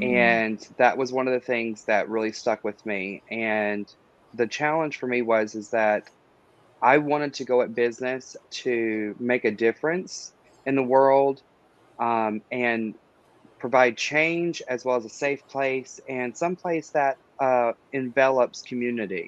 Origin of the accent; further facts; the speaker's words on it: Dallas, North Carolina, United States; moved away as an adult; now in Fayetteville, United States; I myself am a resident of Fayetteville. I'm originally from Dallas, North Carolina, which most people don't even know exists.